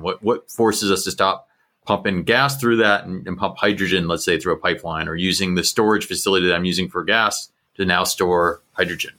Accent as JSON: {"language": "English", "country": "United States", "said": "as an American"}